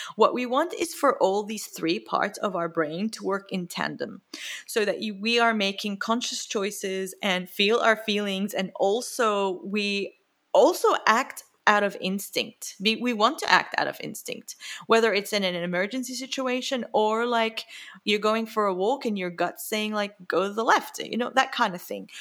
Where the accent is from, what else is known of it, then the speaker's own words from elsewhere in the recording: Jordan; moved away; I grew up in the Middle East, lots of scarcity, lots of scarcity at home